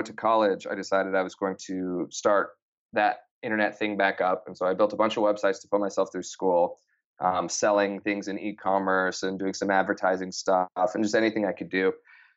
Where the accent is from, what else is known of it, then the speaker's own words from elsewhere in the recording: Idaho, United States; I grew up in Idaho, a small town.